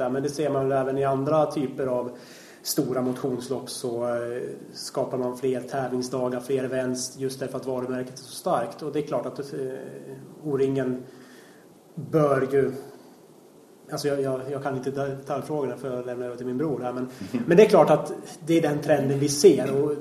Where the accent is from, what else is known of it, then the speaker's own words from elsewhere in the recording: Gävleborg County, Sweden; Ja, vi hade ju hemma i Gästrikland 98 sista året